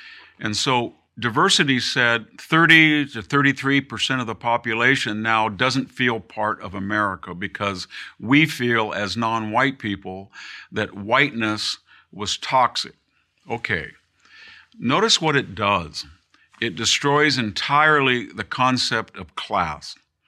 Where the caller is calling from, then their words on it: Hillsdale, Michigan, United States; And so I'm speaking from Hillsdale, Michigan, and when I ride my bike, I see some of the poorest people that I've ever seen in rural Michigan.